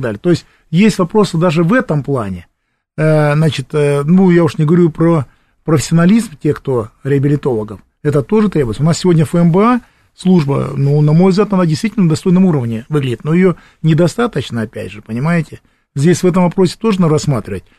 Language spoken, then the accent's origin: Russian; Krasnoyarsk, Krasnoyarsk Krai, Russia; Приезжаем в родной Красноярск